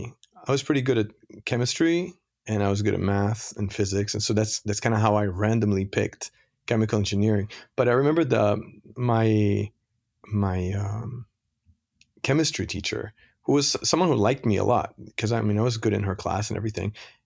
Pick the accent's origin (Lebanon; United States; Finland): Lebanon; also born or lived in France; I was born in Lebanon, and I grew up in Lebanon and France for most of my first part of my life.